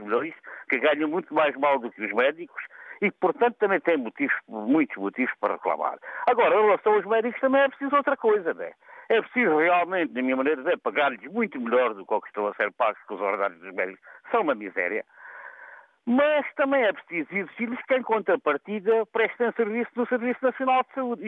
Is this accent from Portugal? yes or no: yes; Portugal; also born or lived in Castro Verde; nós ganhamos como portugueses